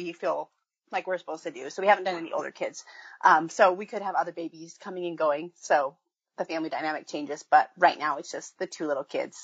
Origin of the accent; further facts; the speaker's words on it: Wyoming, United States; also born or lived in Iowa; now in Oregon, United States; I grew up in Wyoming, so grew up in a big family